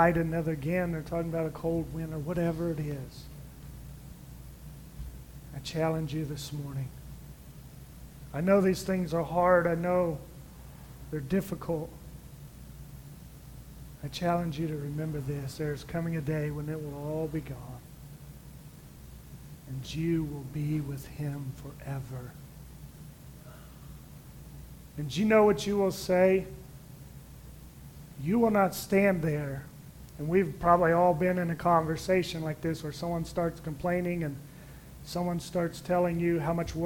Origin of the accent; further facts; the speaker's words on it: United States; I'm as American as they get